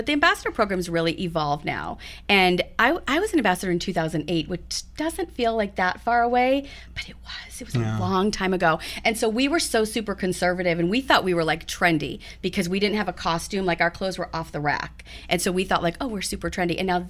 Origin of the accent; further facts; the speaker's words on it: New England, United States; I'm from New England